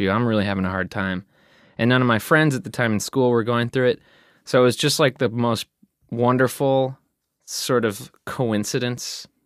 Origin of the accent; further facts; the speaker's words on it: Flemington, New Jersey, United States; born there; born in Flemington, but that and that's like 30 or 40 minutes away from Princeton.